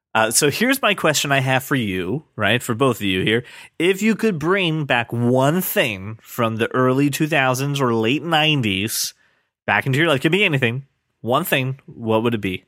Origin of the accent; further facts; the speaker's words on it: United States; I'm an American